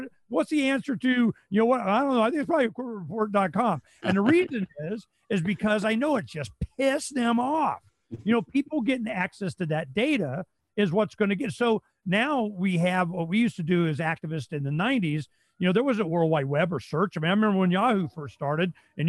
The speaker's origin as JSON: {"language": "English", "town": "Phoenix", "region": "Arizona", "country": "United States", "said": "We're from Phoenix"}